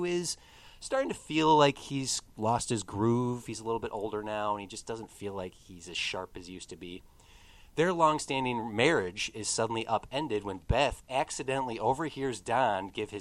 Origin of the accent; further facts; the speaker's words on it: Midwest, United States; I'm Midwestern